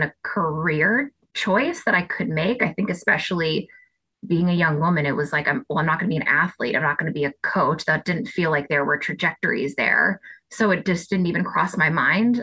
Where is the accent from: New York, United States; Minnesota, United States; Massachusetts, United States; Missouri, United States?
Massachusetts, United States; Boston; I'm Boston born and bred. So I am just like the number one Boston fan. I live right in the city. I went to college in Boston. I grew up outside Boston